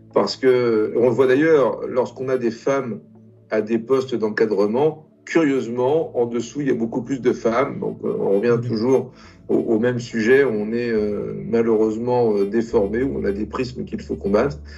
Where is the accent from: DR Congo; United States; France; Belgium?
France; also born or lived in Italy; Je suis arrivé en France à l'âge de, de 5 ans. Je suis italien d'origine